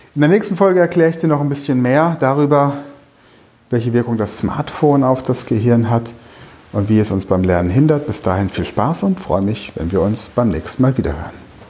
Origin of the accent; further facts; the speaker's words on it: Germany; bei uns in Deutschland